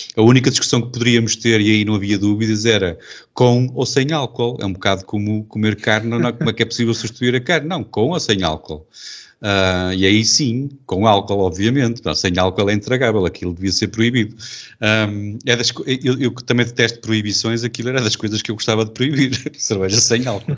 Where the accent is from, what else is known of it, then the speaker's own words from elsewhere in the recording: Portugal; sou português